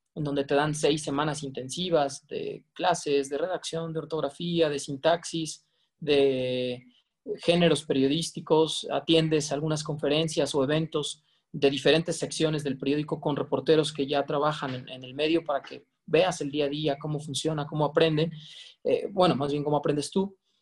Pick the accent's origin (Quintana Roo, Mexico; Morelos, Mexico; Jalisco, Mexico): Quintana Roo, Mexico; Cancún; now in Mexico City, Mexico; en la península de Yucatán donde crecí, bueno, en Cancún